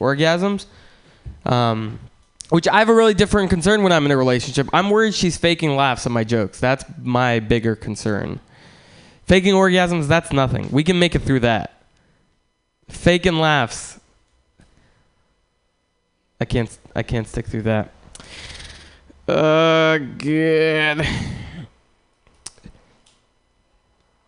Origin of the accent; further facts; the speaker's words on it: Russia; moved away; I'm from Russia